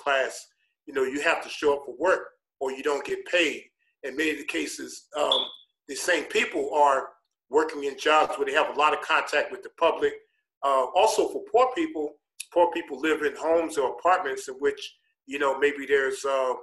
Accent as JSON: {"language": "English", "town": "New York City", "region": "New York", "country": "United States", "tie": "born or raised there", "moved": "as an adult", "lives_now": "Chicago, United States", "said": "I grew up poor in New York City"}